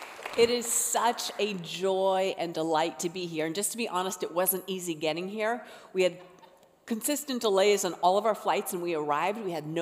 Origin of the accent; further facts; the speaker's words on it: Colorado, United States; I was living in my home state of Colorado